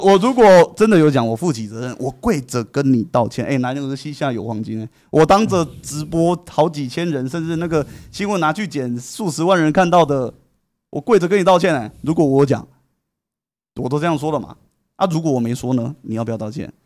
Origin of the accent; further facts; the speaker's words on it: Taiwan; 我们台湾人